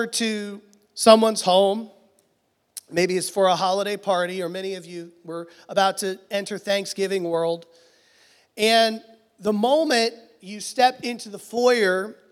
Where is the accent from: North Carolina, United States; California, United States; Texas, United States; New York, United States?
Texas, United States; Houston; I'm from Houston